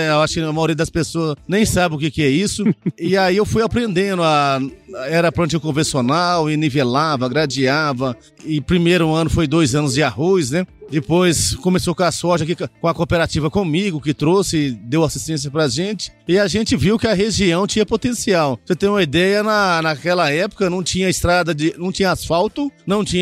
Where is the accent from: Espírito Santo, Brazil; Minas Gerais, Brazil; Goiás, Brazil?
Goiás, Brazil; also born or lived in Mogi Mirim, São Paulo; Nasci em Mojimirim, São Paulo, né, e vim com três anos pra cá, pra Goiás.